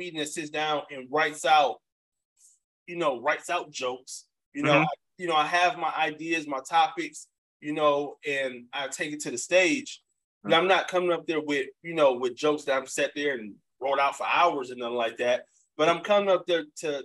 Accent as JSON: {"language": "English", "town": "Detroit", "region": "Michigan", "country": "United States", "tie": "born or raised there", "also_born_or_lived": "Atlanta / New York / Memphis / Texas", "moved": "as an adult", "lives_now": "Los Angeles, United States", "said": "I'm from 7 Mile and Ryan. Yeah. Born and raised."}